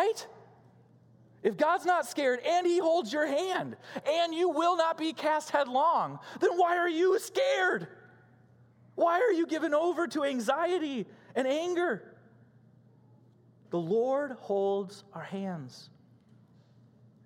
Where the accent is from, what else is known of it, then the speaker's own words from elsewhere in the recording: Illinois, United States; moved away; Growing up in Illinois